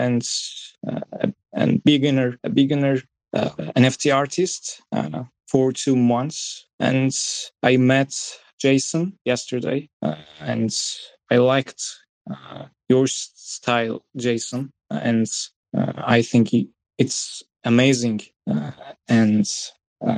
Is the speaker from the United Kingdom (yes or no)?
no; Turkey; English is a second language; I'm from Turkey